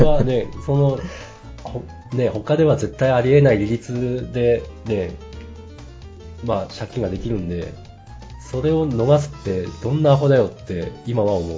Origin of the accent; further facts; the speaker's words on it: Ibaraki, Japan; 私は茨城県民なんで